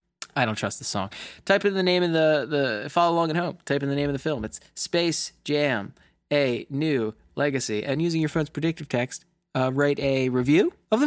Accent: New York, United States; Yeah, I grew up in New York.

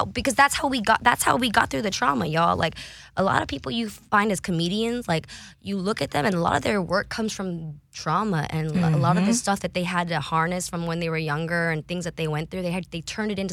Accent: San Antonio, Texas, United States; I grew up in San Antonio, Texas

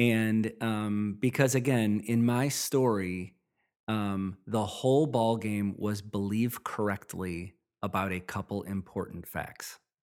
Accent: Midwest, United States; I grew up in the Midwest

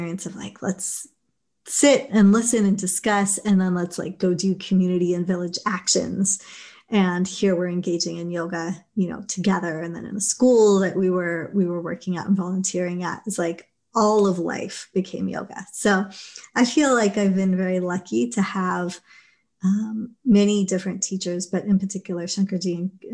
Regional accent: Los Angeles, California, United States; also born or lived in England; home is Los Angeles, you know, where my family emigrated

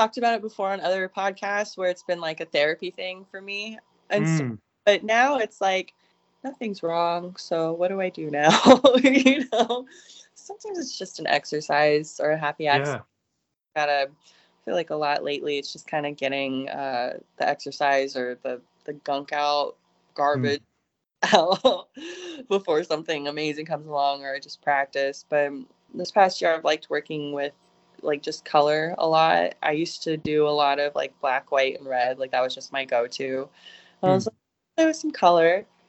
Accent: Austin, Texas, United States; when people ask me what my hometown is, I usually say Austin, Texas, because I went to school there for most of my schooling.

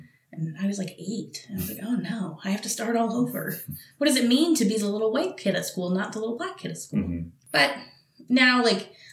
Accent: British Columbia, Canada; now in Montreal, Canada; I was born in BC.

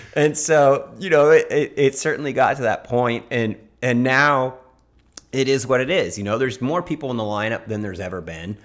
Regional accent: Laguna Beach, California, United States; I grew up in Laguna

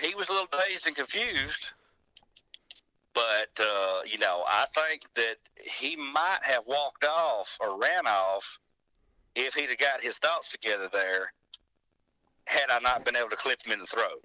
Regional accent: Arley, Alabama, United States; Winston County, Alabama

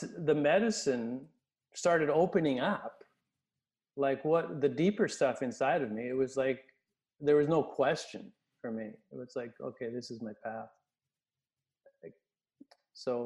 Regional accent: Winnipeg, Manitoba, Canada; also born or lived in Kindersley, Saskatchewan; and then she moved to Winnipeg, and then I grew up in Winnipeg.

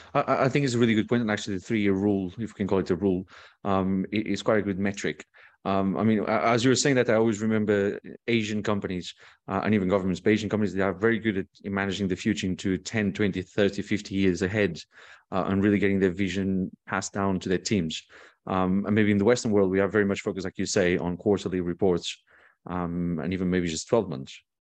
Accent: Portugal; I come from Portugal.

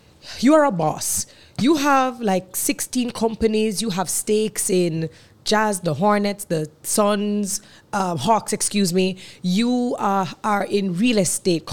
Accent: Jamaica; we are Jamaican women, we are in the Caribbean

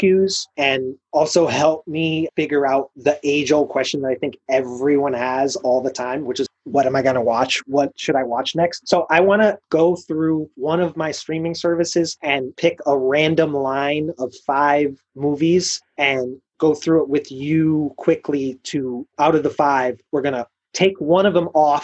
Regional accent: Chicago, Illinois, United States; moved away; also born or lived in Boston; as a Chicagoan

